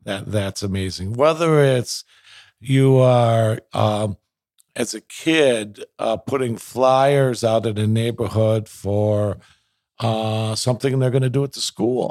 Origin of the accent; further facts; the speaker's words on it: Minneapolis, Minnesota, United States; also born or lived in Edina, Minnesota; I grew up in South Minneapolis